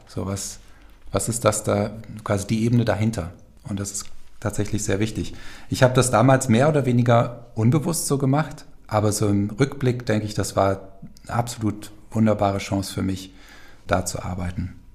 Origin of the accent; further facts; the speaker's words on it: Falkenberg, Hesse, Germany; also born or lived in Giessen / Cologne; Aufgewachsen bin ich hier in Falkenberg